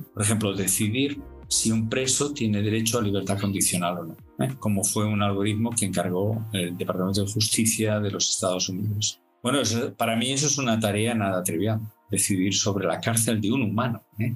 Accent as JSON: {"language": "Spanish", "town": "Barcelona", "region": "Catalonia", "country": "Spain", "tie": "born or raised there", "also_born_or_lived": "Abu Dhabi", "moved": "as an adult", "lives_now": "Singapore", "said": "Barcelona, que es mi ciudad natal"}